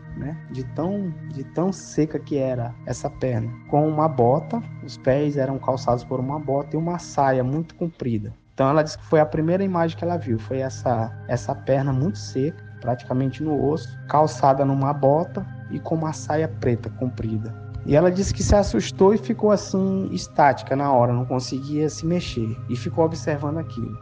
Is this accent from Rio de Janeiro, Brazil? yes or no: no; Maranhão, Brazil; nós somos do Maranhão, atualmente moramos na cidade de Imperatriz